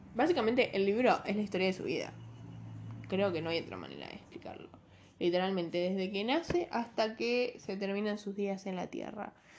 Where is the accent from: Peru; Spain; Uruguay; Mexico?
Uruguay; soy uruguaya, no gringa